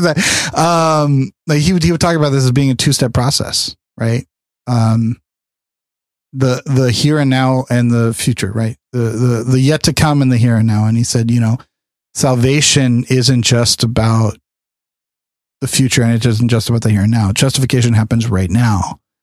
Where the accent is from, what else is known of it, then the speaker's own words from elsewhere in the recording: California, United States; growing up in California